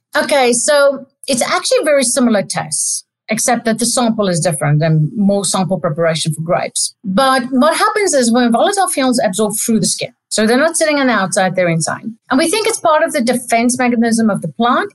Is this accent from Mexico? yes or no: no; South Africa; moved away as an adult; also born or lived in Stellenbosch, South Africa / Adelaide, Australia; now in Davis, United States; I'm South African